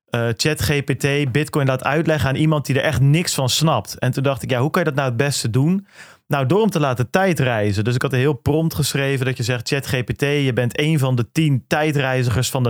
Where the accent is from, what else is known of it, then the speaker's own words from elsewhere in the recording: Goeree-Overflakkee, South Holland, Netherlands; ik kom van Goeree Overflakke, dat is wel bijbelbelt, maar ik ben niet religieus opgevoed